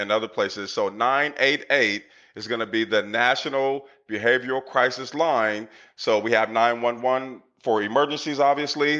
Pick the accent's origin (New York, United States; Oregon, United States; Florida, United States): Oregon, United States; Portland; I grew up in Northeast Portland in the 80s